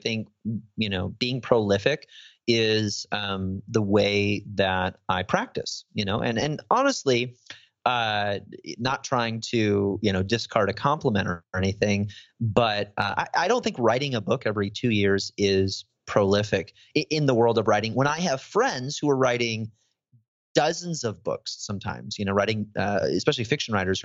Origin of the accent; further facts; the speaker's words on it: Chicago, Illinois, United States; moved away as an adult; now in Tennessee, United States; I'm from Chicago and, you know, we say everything with a nasally diphthong